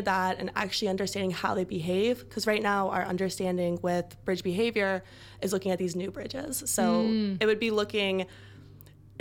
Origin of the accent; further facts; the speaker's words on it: United States; moved away as an adult; now in Auckland, New Zealand; I'm American